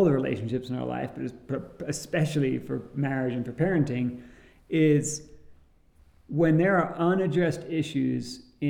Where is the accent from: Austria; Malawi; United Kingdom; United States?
United Kingdom; England; growing up in England